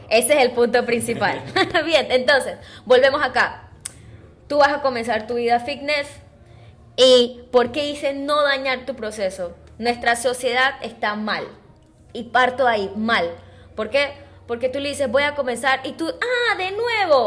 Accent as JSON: {"language": "Spanish", "country": "Panama", "said": "nosotros como buenos panameños y saboteadores que somos"}